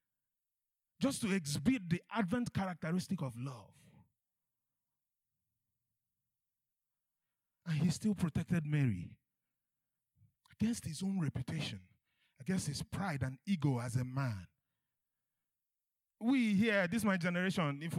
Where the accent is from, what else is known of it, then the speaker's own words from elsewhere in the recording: Nigeria; I'm Nigerian